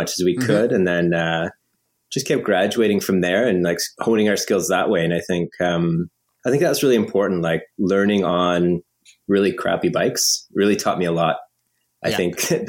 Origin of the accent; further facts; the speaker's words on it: High River, Alberta, Canada; now in Montreal, Canada; I grew up out west in Alberta, just outside of Calgary in the foothills